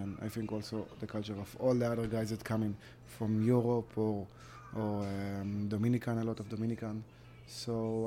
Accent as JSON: {"language": "English", "country": "Israel", "second_language": "English", "moved": "as an adult", "lives_now": "United States", "said": "I'm from Israel."}